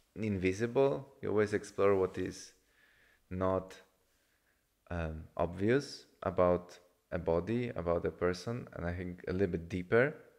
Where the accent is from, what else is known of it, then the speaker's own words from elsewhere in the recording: Poland; I come from Poland